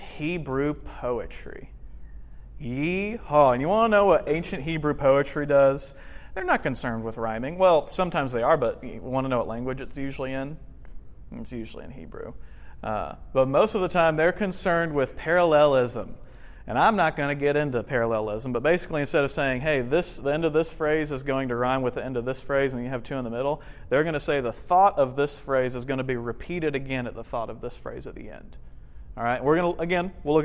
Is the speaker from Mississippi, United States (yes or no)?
no; Kentucky, United States; I'm from Kentucky